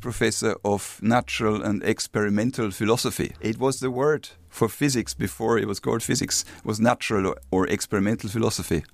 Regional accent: Regensburg, Bavaria, Germany; English is a second language; moved away as an adult; now in Dublin, Ireland; Regensburg, my hometown

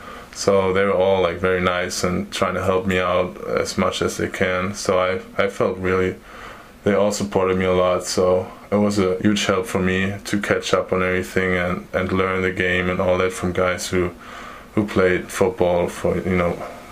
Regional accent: Munich, Bavaria, Germany; moved away as an adult; now in Michigan, United States; I'm from Munich, Germany. I'm 21 years old, and I got to Michigan last year in July.

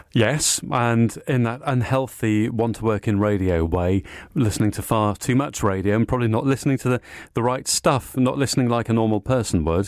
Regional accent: Cardiff, Wales, United Kingdom; I went to school in Cardiff in South Wales. I'm Welsh

